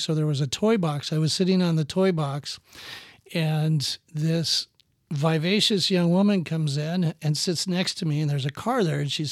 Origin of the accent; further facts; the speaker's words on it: Rochester, Minnesota, United States; moved away as an adult; now in Fishers, United States; I grew up in the Rochester area